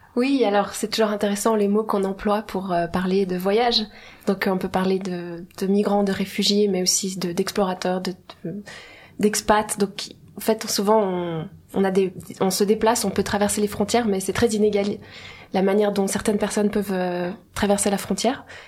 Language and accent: French; Geneva, Switzerland; je suis née à Genève. Mais mes parents sont les deux iraniens